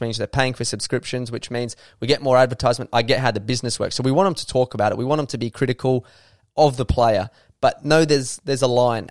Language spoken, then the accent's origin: English; Adelaide, South Australia, Australia; I love it here. I was captain of the club. This is my hometown